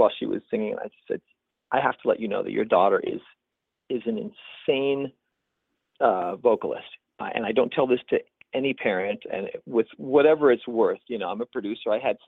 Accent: Guatemala; moved away as an adult; now in United States; I grew up in Guatemala, and when I came back to the United States to start my college studies, I was the kind of like the gringo guy who spoke Spanish

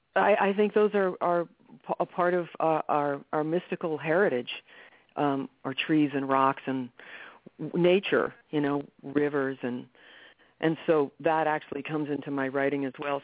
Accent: New York, United States; I was born in New York City

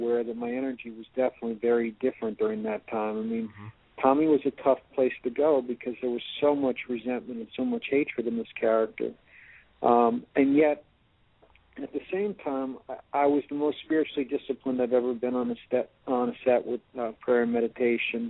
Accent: New York, United States; I'm from New York.

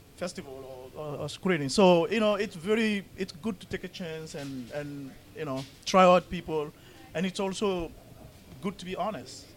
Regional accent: Paris, Île-de-France, France; also born or lived in London / New York; now in Minnesota, United States; I'm from well, I grew up in Paris

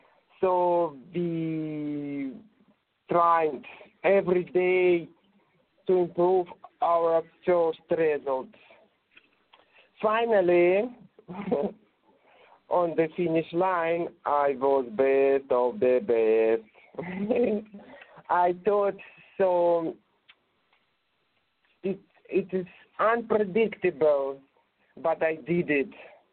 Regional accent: Russia; accent: Russian; English is a second language; My English was very clumsy. I think you can hear that. But my Russian accent was liked

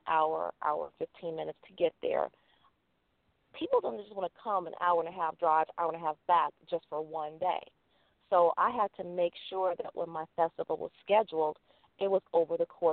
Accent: Los Angeles, California, United States; moved away as an adult; now in Las Vegas, United States; I grew up in Los Angeles

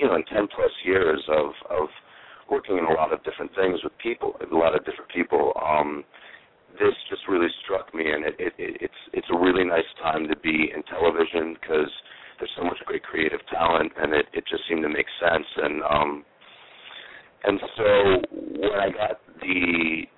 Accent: New Haven, Connecticut, United States; moved away as an adult; also born or lived in New York; now in Los Angeles, United States; I grew up mostly around Connecticut, around New Haven.

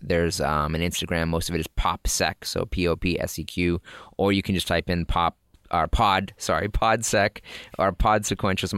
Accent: Massachusetts, United States; we're in Massachusetts

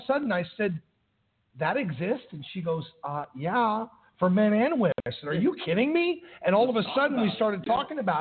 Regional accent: Los Angeles, California, United States; also born or lived in Chicago; now in Tennessee, United States; I grew up in Los Angeles

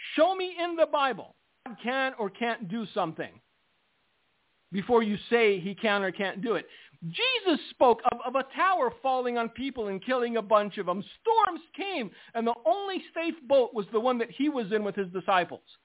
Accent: United States; I am an American

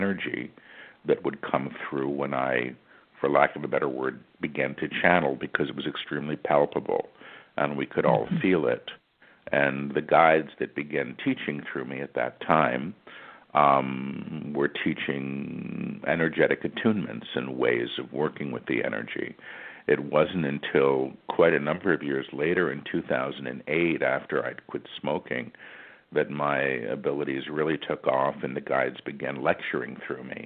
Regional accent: New York City, New York, United States; I was born in New York City, and I've lived here most of my life

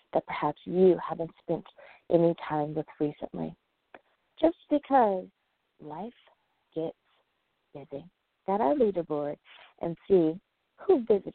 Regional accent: United States; the USA, woohoo, my home country

